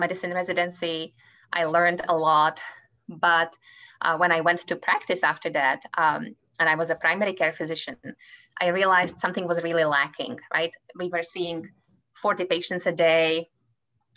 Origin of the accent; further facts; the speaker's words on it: Czechia; English is a second language; moved away as an adult; also born or lived in Prague; now in Kansas City, United States; as you can tell from my accent, I come from Czech Republic